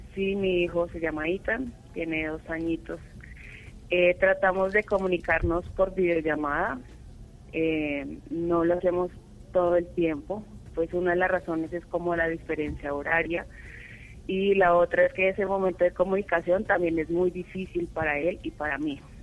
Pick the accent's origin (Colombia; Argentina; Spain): Colombia; Boyacá; now in Bogotá, Colombia; Vivo en Bogotá, soy boyacense.